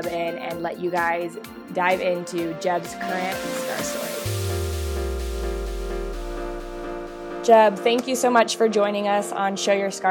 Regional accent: Lakewood, Colorado, United States; we grew up together in Lakewood, Colorado, went to the same high school

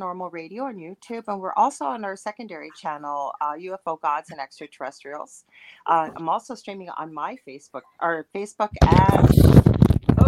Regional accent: Canada; I am a Canadian clairvoyant medium

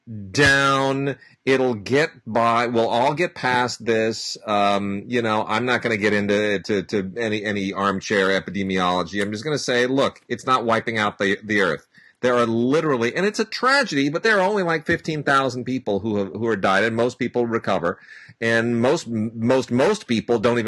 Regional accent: Southern California, United States; I was 5 years old when the Sylmar quake hit. I have been here for every earthquake in Southern California's fairly recent history.

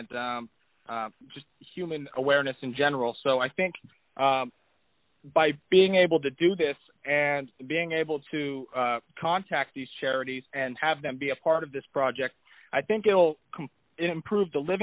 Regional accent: Davenport, Florida, United States; I am from Davenport, Florida, in the United States

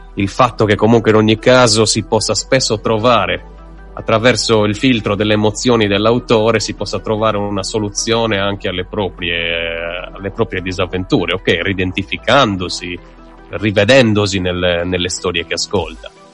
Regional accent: Sardinia, Italy; da sardo non da italiano

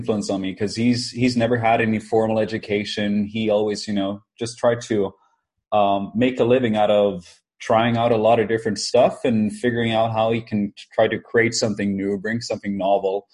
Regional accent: Norway; I am from Norway

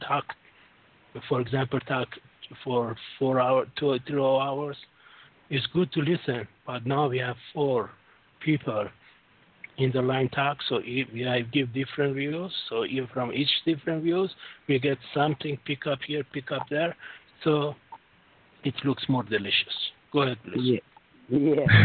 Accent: Canada; also born or lived in France; born in Canada, but I have uh, my bloodline goes to Europe.

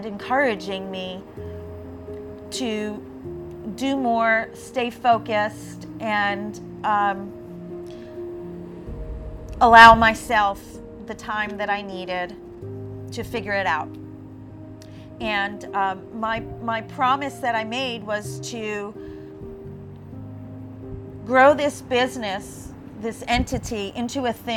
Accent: New York City, New York, United States; moved away as an adult; now in Florida, United States; Growing up in Staten Island, we attended the beaches at the Jersey Shore

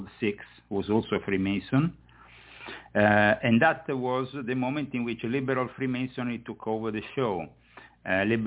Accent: Rome, Lazio, Italy; moved away as an adult; I was born within it. I was born in Rome. I was raised in it.

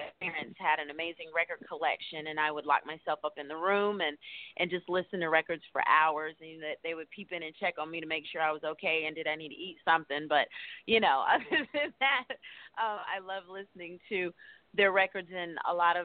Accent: Greensboro, North Carolina, United States; also born or lived in Atlanta, Georgia; now in New York, United States; I'm originally from Greensboro, North Carolina

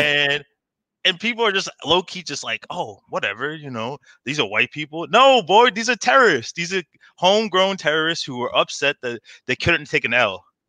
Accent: Bayonne, New Jersey, United States; I'm from New Jersey. I grew up in a city like Bayonne

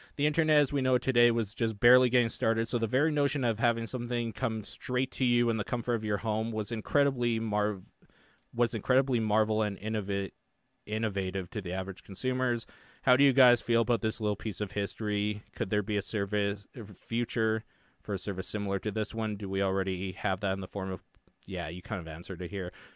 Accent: Canada; being Canadian

